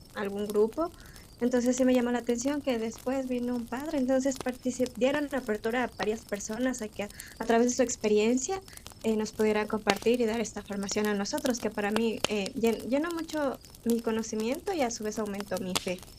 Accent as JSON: {"language": "Spanish", "town": "Quito", "region": "Pichincha", "country": "Ecuador", "said": "Soy de Ecuador, eh, de Quito"}